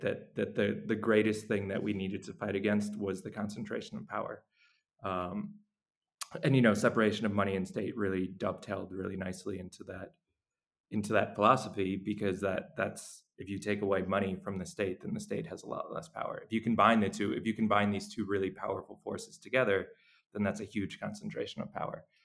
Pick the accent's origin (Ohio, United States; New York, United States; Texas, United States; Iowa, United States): New York, United States; moved away as an adult; now in El Salvador; I I'm from New York, so I was in New York when uh, when the pandemic started